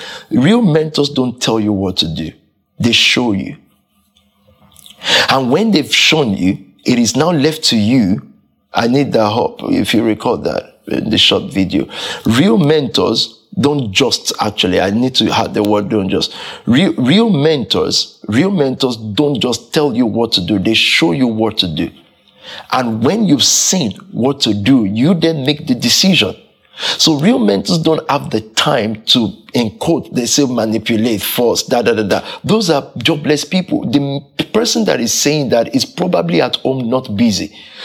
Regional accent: London, United Kingdom; And from that culture, I grew up in Southeast.

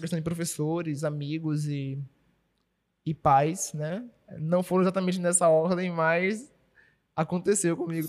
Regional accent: Salvador, Bahia, Brazil; nunca saí de Salvador, nunca saí da Bahia, na verdade, né?

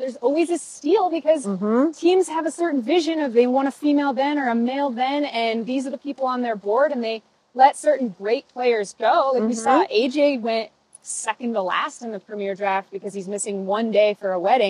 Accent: Aspen, Colorado, United States; My hometown, and not only Aspen, Colorado, but we are specifically in the John Denver Sanctuary.

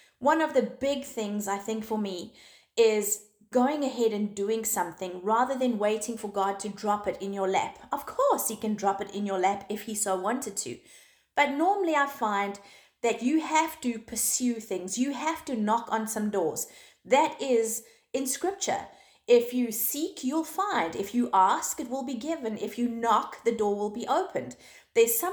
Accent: South Africa; moved away; also born or lived in Zimbabwe; South Africa is my home. It's where I've grown up. I was born in Zimbabwe. I moved to South Africa when I was 9 years old, and that was my home until I got married

